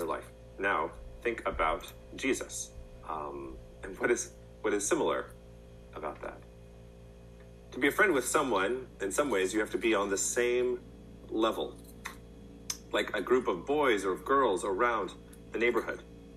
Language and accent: English; College Station, Texas, United States; When I was a young boy, I growing up in College Station, I had the amazing privilege of living in a neighborhood